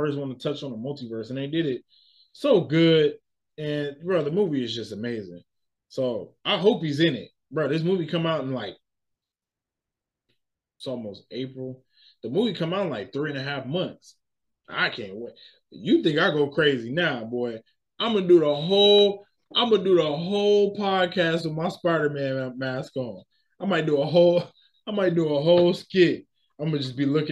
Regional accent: United States; I'm American. I'm a black American, right? My culture is here

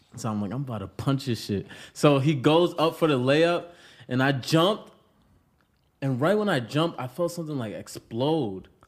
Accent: Pawtucket, Rhode Island, United States; now in Los Angeles, United States; I'm from Pawtucket, Rhode Island, the bucket.

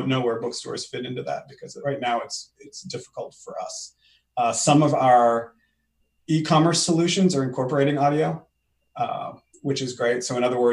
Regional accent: Maine, United States; also born or lived in Ann Arbor, Michigan; now in Portsmouth, United States; I grew up in Maine

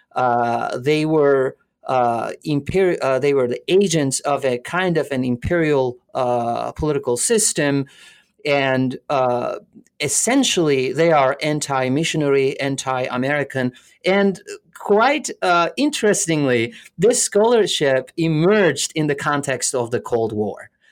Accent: Alanya, Antalya, Turkey; also born or lived in Canada; now in Florida, United States; I was born in Alanya, which is a s, uh, a little, uh, touristy place in southern, uh, Turkey

